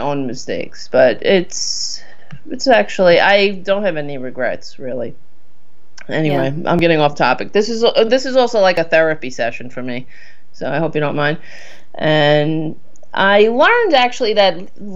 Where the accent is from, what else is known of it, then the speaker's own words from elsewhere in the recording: New York City, New York, United States; also born or lived in Queens, New York; I grew up on Staten Island